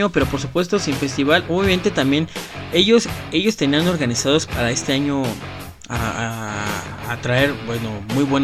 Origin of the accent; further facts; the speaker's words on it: Mexico; lo que somos los mexicanos.